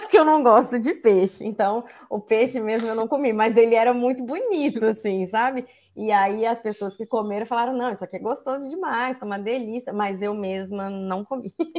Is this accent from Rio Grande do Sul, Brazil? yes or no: no; Ouro Preto, Minas Gerais, Brazil; morei em Ouro Preto, nasci em Ouro Preto